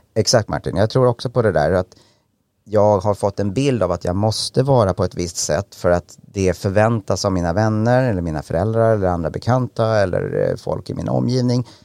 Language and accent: Swedish; Enköping, Uppsala County, Sweden; jag kommer från Enköping, en ganska liten ort i, i Mälardalen